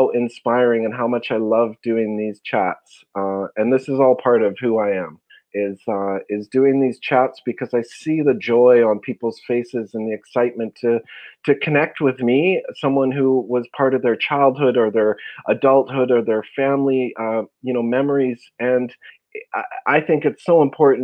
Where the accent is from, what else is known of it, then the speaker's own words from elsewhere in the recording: Vancouver, British Columbia, Canada; I'm born and raised in Vancouver, BC